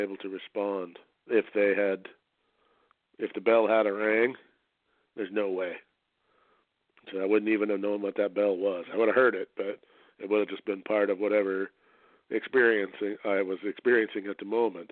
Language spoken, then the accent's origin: English; Canada; I'm a Canadian